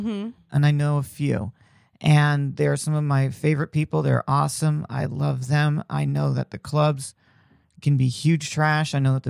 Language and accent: English; Indiana, United States; Like I grew up in Indiana where like, you know, college basketball was huge